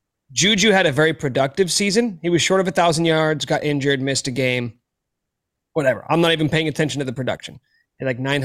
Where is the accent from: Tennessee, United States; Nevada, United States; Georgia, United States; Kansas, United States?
Kansas, United States; Topeka; I grew up in Topeka, Kansas.